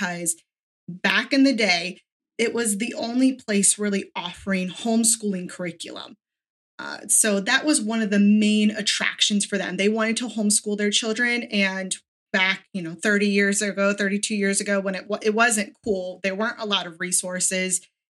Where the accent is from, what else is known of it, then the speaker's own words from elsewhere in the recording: Sarasota, Florida, United States; I'm from Sarasota, Florida, which is about an hour south of Tampa